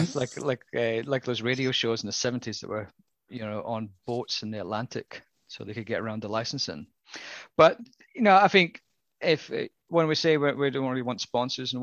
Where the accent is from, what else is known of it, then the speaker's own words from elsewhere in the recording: Scotland, United Kingdom; accent: Scottish; my Scottish accent